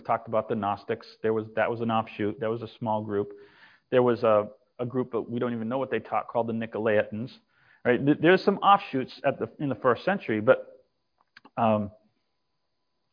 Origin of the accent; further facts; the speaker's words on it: Massachusetts, United States; moved away; also born or lived in Texas; I was raised in Massachusetts and moved to Texas.